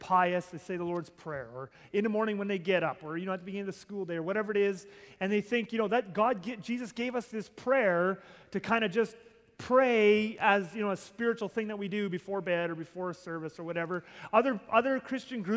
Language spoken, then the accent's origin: English; Southern Ontario, Canada; I grew up in Southern Ontario